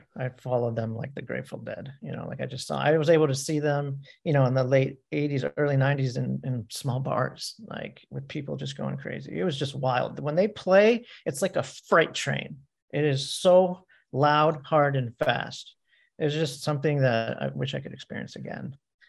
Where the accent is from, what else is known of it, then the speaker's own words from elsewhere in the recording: Easton, Pennsylvania, United States; I grew up in like an hour and a half from Philly. Okay. In Lehigh Valley. I was born in Easton, Pennsylvania. It's like an hour from New York.